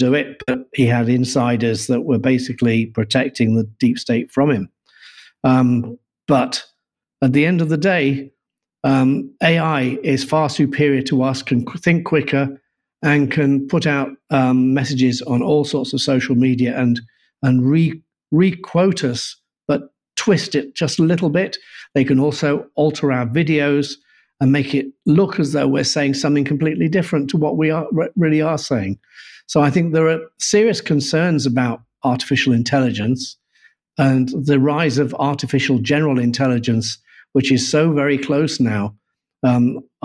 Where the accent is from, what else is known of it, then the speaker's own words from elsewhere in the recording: Yorkshire and the Humber, United Kingdom; I'm a Yorkshireman